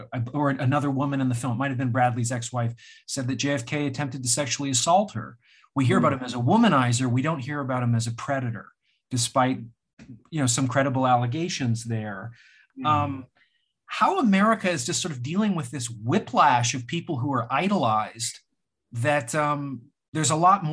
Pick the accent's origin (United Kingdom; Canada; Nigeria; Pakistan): Canada; I'm Canadian.